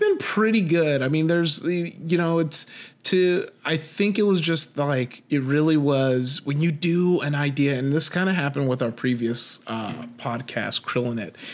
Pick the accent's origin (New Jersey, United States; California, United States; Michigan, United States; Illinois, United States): California, United States; Compton; I grew up in Compton, uh, you know, uh, 90s kid